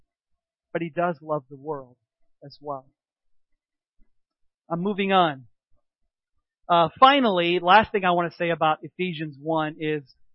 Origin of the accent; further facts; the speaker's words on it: United States; I was raised in America